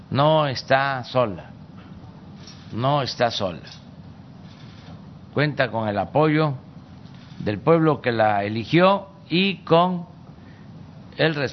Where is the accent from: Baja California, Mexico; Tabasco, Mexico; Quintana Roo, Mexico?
Tabasco, Mexico; tenía que ver con mi estado, con mi tierra, con mi agua